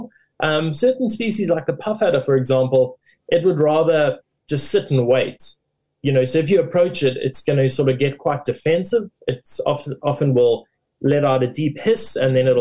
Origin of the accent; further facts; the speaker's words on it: Durban, KwaZulu-Natal, South Africa; I grew up in KwaZulu-Natal in the city of Durban. I lived there for most of my life.